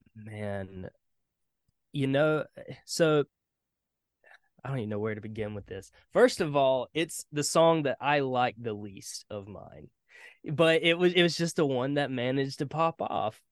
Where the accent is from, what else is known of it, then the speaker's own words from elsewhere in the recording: Hartsville, South Carolina, United States; I'm from South Carolina. Uh, born and raised. Uh, small town called Hartsville.